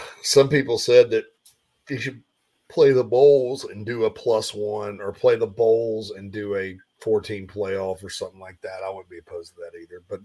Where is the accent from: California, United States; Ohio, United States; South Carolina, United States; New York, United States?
South Carolina, United States; Spartanburg; moved away; my hometown of Spartanburg